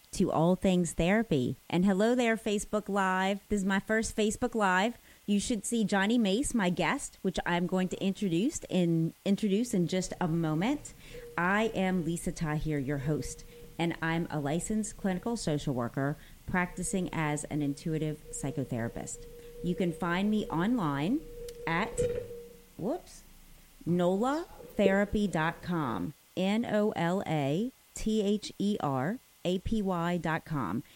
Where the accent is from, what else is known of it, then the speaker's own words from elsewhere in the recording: New Orleans, Louisiana, United States; I know the doctor that birthed me. Also, I still see him in New Orleans.